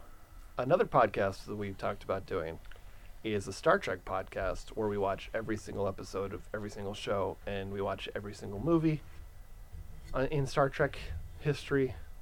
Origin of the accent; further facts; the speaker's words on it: San Bernardino County, California, United States; now in Los Angeles County, United States; I'm currently living in L.A. County. I grew up in San Bernardino County.